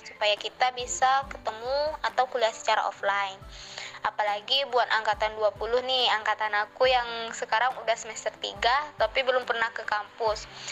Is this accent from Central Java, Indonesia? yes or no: no; Jambi, Indonesia; moved away as an adult; now in Semarang, Indonesia; aku asli Jambi